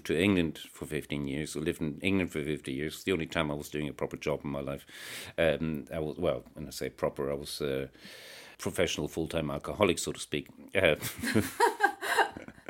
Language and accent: English; Germany; moved away as an adult; also born or lived in Netherlands / Italy; now in Northern Ireland, United Kingdom; I grew up in Germany